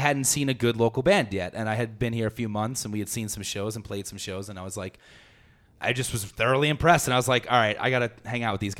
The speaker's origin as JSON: {"language": "English", "region": "Pennsylvania", "country": "United States", "tie": "born or raised there", "also_born_or_lived": "New York", "moved": "yes", "lives_now": "Denver, United States", "said": "I was born and raised in Pennsylvania, and then we both lived in New York for a long time"}